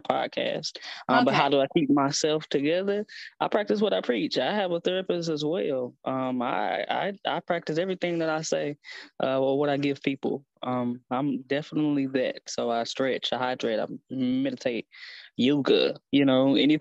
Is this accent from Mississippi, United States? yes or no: no; East St. Louis, Illinois, United States; I'm originally from East St. Louis